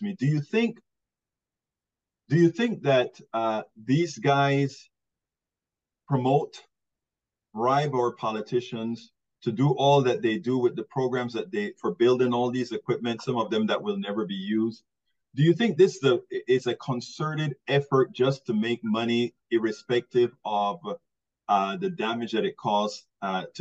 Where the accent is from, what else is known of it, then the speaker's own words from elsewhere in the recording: Panama; moved away; I'm originally from Central America, Panama, in fact